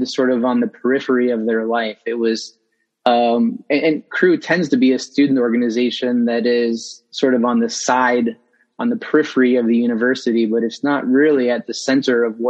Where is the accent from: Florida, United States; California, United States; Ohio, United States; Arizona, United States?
Ohio, United States; Northwest; now in Columbus, United States; I grew up in Northwest Ohio. I'm a transplant to Columbus.